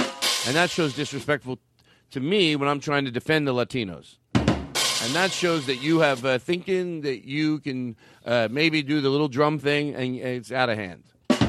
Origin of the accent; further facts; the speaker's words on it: Australia; born there; And when I say bings to you, it's because I was born in Australia.